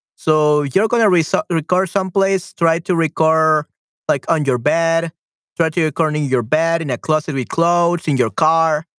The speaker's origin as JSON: {"language": "English", "country": "El Salvador", "said": "I'm from El Salvador"}